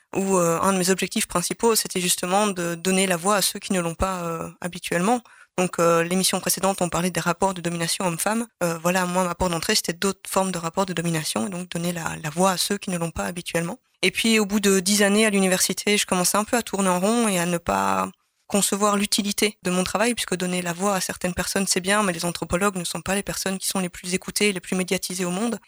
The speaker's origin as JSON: {"language": "French", "town": "Charleroi", "region": "Wallonia", "country": "Belgium", "tie": "born or raised there", "also_born_or_lived": "Brussels", "moved": "as an adult", "said": "j'ai grandi à Charleroi"}